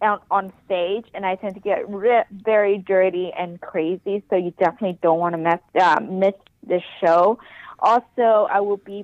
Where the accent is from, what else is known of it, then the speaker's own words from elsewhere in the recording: Ho Chi Minh City, Vietnam; now in United States; I was born in Saigon, Vietnam.